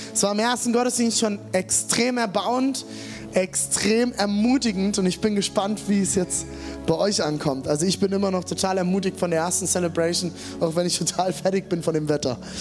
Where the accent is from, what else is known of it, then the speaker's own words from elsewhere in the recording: Germany; bei uns in Deutschland